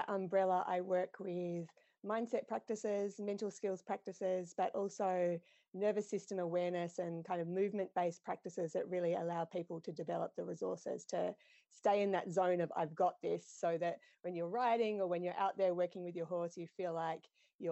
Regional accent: Australia; now in New Zealand; I competed growing up in Australia. So I'm from Australia originally, but I live in New Zealand

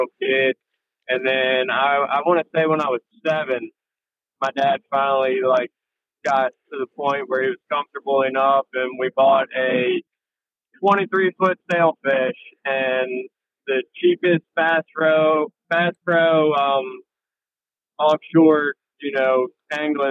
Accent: Frederick, Maryland, United States; moved away as an adult; now in Ocean City, United States; I'm originally from Frederick, Maryland, over on the Western Shore.

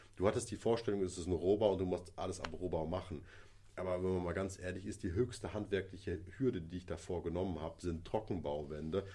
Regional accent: Kleve, North Rhine-Westphalia, Germany; born or raised there

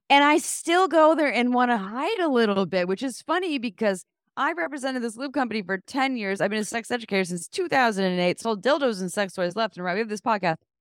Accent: Santa Cruz, California, United States; I actually did receive comprehensive sex education growing up in Santa Cruz

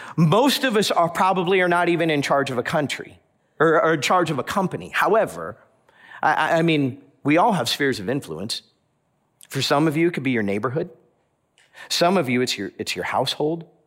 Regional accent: South Florida, United States; now in Madison, United States; I'm from South Florida

